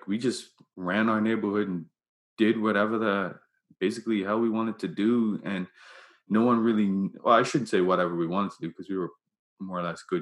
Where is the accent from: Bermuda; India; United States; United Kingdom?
Bermuda; I grew up in Bermuda